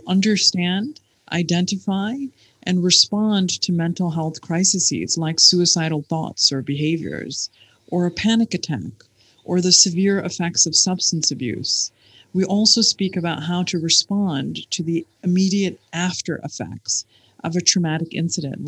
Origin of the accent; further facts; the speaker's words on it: Michigan, United States; now in United Arab Emirates; I grew up in Michigan